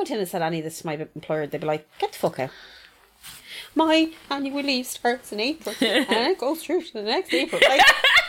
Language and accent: English; Ireland; We're Irish.